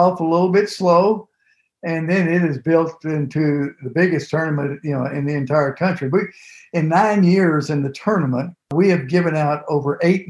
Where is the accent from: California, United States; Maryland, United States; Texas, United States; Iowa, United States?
Texas, United States; Port Arthur; I grew up in Port Arthur, Texas, right on the Gulf Coast.